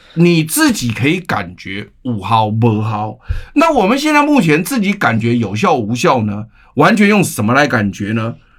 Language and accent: Chinese; Taiwan; 我们台湾人民都是非常善良优秀的人